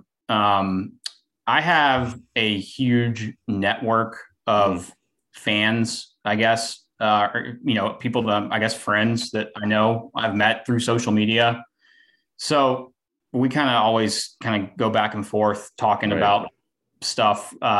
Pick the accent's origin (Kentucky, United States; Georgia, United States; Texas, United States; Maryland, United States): Georgia, United States; Atlanta; moved away as an adult; also born or lived in Oklahoma; I grew up, in Atlanta.